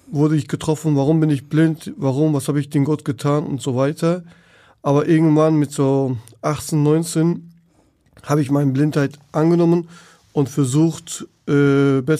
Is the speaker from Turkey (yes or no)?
yes; Turkey; German is a second language; now in Germany; Und äh, ich komme aus der Türkei damals, äh, auch in der Dorf, in der Stadt, wo ich in die Schule gegangen habe, hatte ich keine Unterstützung, keine Hilfe.